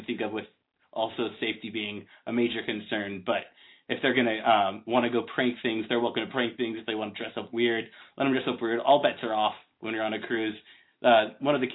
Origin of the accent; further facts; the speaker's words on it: United States; as an American